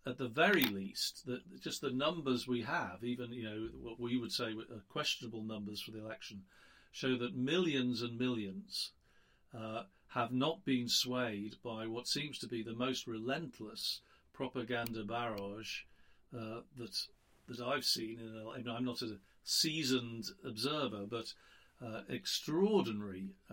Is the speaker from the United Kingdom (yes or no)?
yes; United Kingdom; now in United States; I'm a Brit